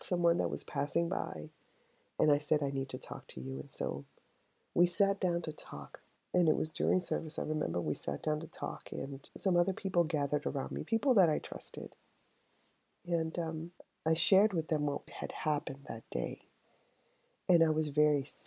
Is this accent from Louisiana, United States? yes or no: no; New York City, New York, United States; I was raised in the South Bronx